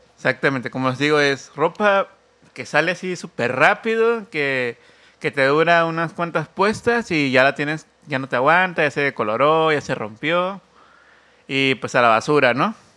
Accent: Oaxaca, Mexico; somos oaxaqueño

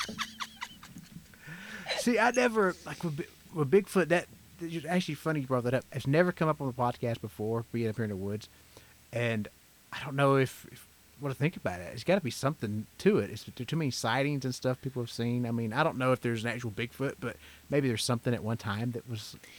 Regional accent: Georgia, United States; born and raised in Georgia

